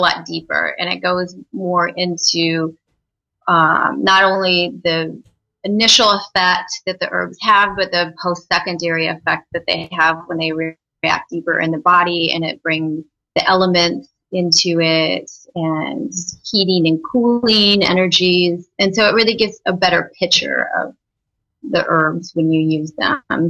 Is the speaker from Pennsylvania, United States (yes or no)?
no; Iowa, United States; now in California, United States; I'm from Iowa, and um, you know it's a real kind of meat and potato state